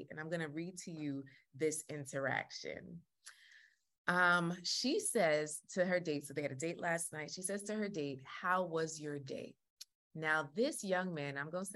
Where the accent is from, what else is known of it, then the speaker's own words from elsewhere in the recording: Jamaica; I'm Jamaican